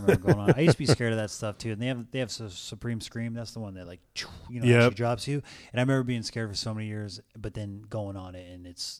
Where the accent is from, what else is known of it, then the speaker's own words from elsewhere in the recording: Rancho Cucamonga, California, United States; Yeah, I grew up in Rancho.